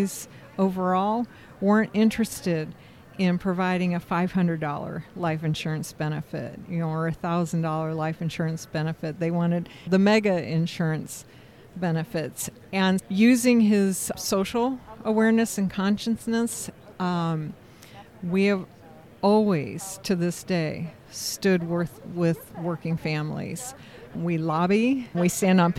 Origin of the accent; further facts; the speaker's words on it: Indianapolis, Indiana, United States; I am from Indianapolis, Indiana